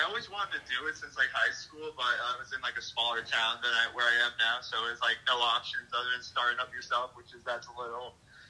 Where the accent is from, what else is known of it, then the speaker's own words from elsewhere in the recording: Long Island, New York, United States; now in Charlotte, United States; I've been in Charlotte for about 14 or 15 years, but I'm from Long Island.